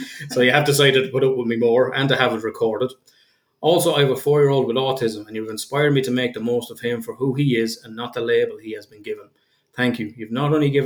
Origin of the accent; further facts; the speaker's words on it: Kildare, Leinster, Ireland; I'm from Kildare, which is full of horses, and my father was a jockey